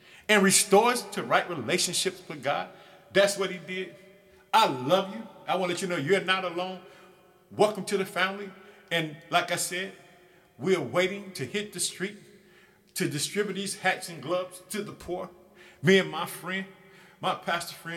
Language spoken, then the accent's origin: English; Illinois, United States; my home state of Illinois